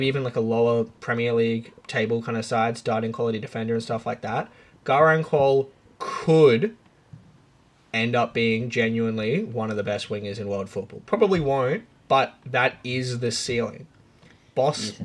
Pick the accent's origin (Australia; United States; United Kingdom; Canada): Australia; Brisbane, Queensland; I'm from Brisbane